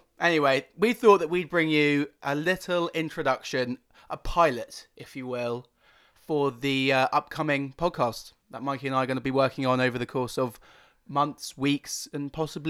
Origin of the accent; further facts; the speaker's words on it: Loughborough, East Midlands, United Kingdom; Hello there … I'm from Loughborough. I'm 22 and I am a northern motherfucker.